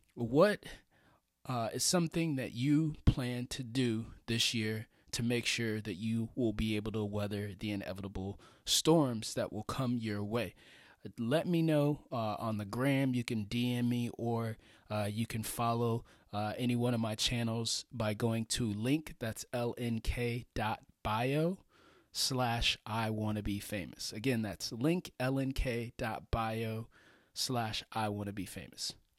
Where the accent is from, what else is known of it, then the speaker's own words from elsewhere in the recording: Florida, United States; I'm from Florida. That's where I grew up